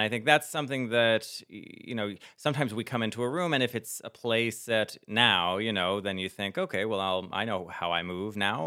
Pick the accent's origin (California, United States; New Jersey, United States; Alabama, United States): New Jersey, United States; growing up in New Jersey in the late '90s, early 2000s